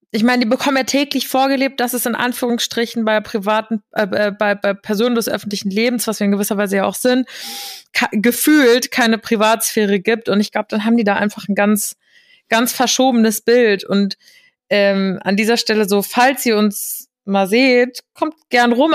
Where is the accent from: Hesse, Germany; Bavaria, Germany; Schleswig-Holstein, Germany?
Hesse, Germany; ich bin ja gebürtige Hessin